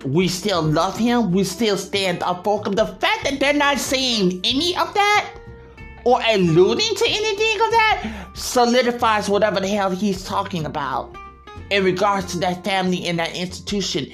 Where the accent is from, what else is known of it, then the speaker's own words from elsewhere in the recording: United States; now in United Kingdom; I'm American living here